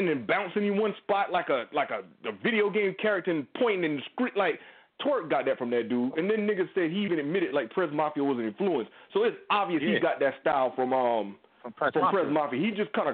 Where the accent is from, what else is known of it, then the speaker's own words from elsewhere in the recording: South Carolina, United States; now in Charleston, United States; I'm from South Carolina, too.